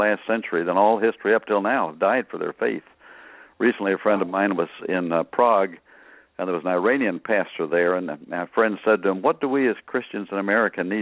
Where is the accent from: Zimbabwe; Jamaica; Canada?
Canada; now in United States; I grew up in Canada